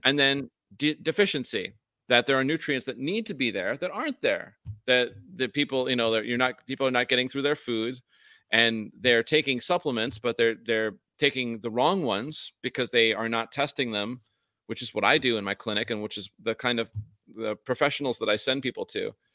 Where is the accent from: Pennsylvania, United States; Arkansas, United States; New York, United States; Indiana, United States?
New York, United States; upstate; accent: New York accent, upstate version; also born or lived in Vermont; now in Hawaii, United States; when I was in New York where I grew up